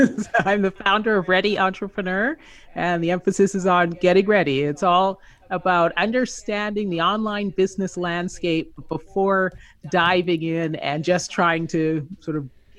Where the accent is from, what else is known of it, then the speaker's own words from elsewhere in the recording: California, United States; now in Las Vegas, United States; Yeah, I am in Las Vegas right now. I am actually from Southern California